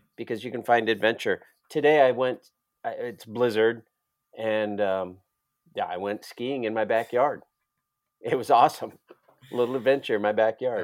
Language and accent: English; Iowa, United States; I know I'm not from Florida. I'm from Iowa